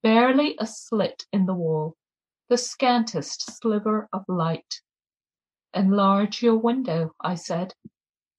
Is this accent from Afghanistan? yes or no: no; Kenya; now in Massachusetts, United States; I'm a Kenyan writer and activist